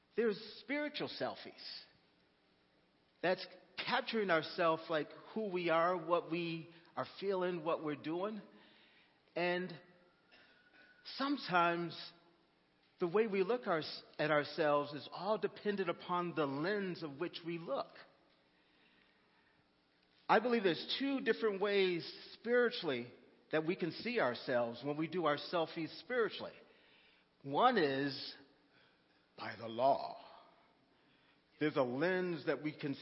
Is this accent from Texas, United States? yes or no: yes; Texas, United States; I'm from Texas